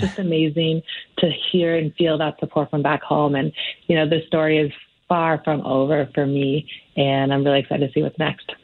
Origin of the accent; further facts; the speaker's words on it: Canada; to be a young woman growing up in Canada